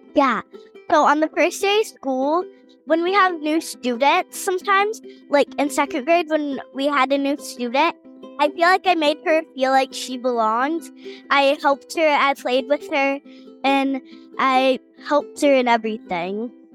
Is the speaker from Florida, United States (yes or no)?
yes; Middleburg, Florida, United States; I'm eight years old, and I'm from Middleburg, Florida